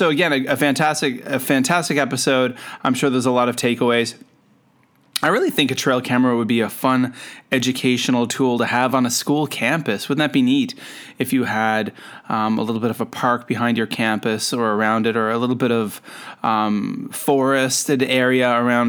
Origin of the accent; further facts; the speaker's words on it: Canada; now in Shenzhen, China; I'm a Canadian. I'm an educator. I live and work in Shenzhen, China